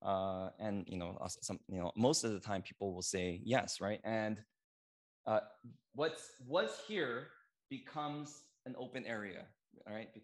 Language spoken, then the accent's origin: English; United States; I'm Korean American